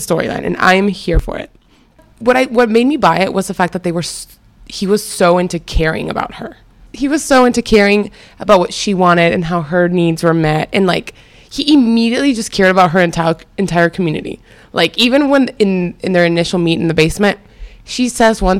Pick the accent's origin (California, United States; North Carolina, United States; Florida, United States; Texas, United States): Texas, United States; Houston; also born or lived in Venezuela; I was born and raised in Venezuela, but then I grew up in Houston, Texas